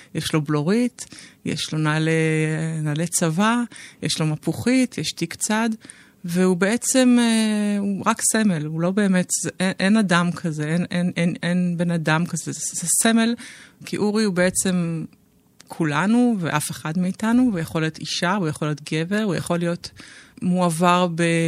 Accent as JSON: {"language": "Hebrew", "country": "Israel", "tie": "born or raised there", "said": "אני בת קיבוץ, בוגרת קיבוץ, בוגרת לינה משותפת"}